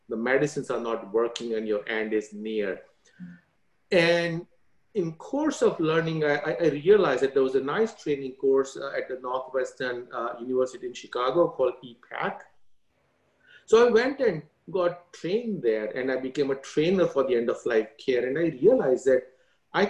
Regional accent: India; now in United States; I grew up in India, went to Catholic school

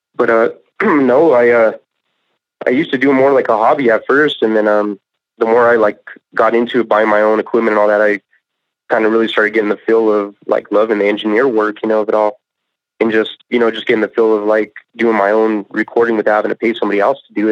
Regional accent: Colorado Springs, Colorado, United States; also born or lived in San Luis Valley, Colorado / Alamosa, Colorado; I was born and raised in Colorado Springs, and um, I was out there for at least until like a ninth grade or so. And then that's when I moved out to the uh, San Luis Valley.

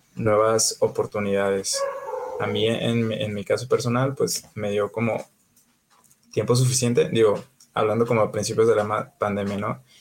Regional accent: Jalisco, Mexico; ahorita yo ya estoy viviendo en Jalisco, de, en mi tierra

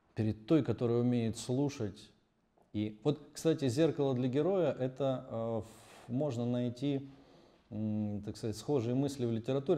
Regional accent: Pyatigorsk, Stavropol Krai, Russia; Я родом из Пятигорска, город небольшой, у нас там жил художник

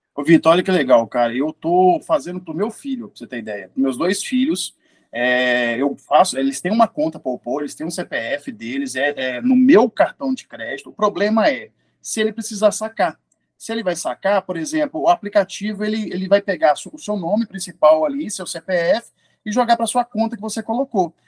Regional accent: Belo Horizonte, Minas Gerais, Brazil; now in Lagoa Santa, Brazil; eu sou de Belo Horizonte, atualmente morando em Lagoa Santa

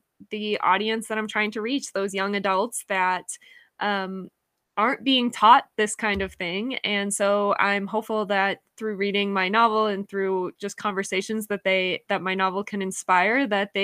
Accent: New Hampshire, United States; I'm from New Hampshire in the United States

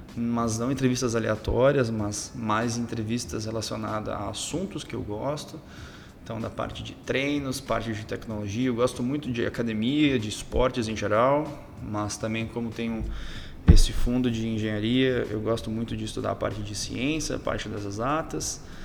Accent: Rio Grande do Sul, Brazil; pelo meu sotaque, o pessoal pode perceber que eu sou do Rio Grande do Sul, sou do sul do Brasil.

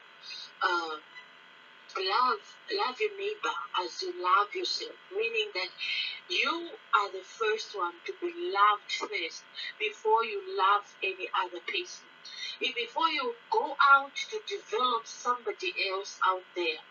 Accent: Zambia; now in Pretoria, South Africa; from Pretoria, South Africa, and originally Zambia

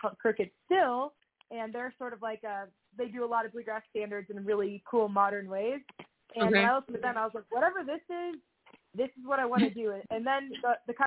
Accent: Southern California, United States; also born or lived in Seattle; now in Nashville, United States; I grew up in Southern California where it was all about ska and punk

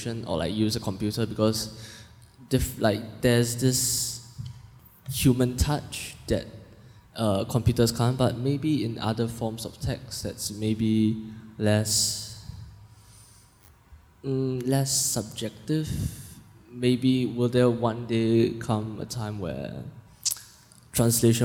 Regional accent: Singapore; I'm from Singapore

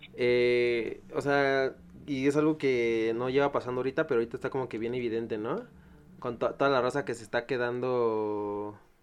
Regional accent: State of Mexico, Mexico; yo soy del Estado de México

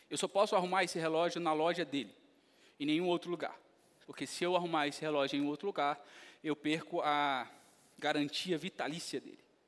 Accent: Brazil; Quando eu vou lá para a Venezuela, eu continuo sendo brasileiro

